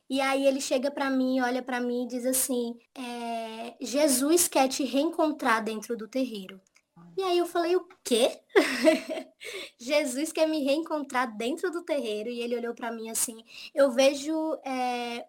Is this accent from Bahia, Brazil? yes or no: yes; Salvador, Bahia, Brazil; moved away as an adult; now in Aracaju, Brazil; eu nasci em uma favela na Grande Salvador, uma favela chamada Portão